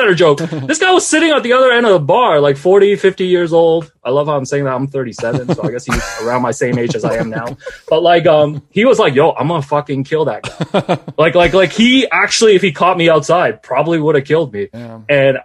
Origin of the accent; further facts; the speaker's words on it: Hong Kong; moved away; I grew up in Hong Kong, so I read a lot of like manga, watched a lot of anime.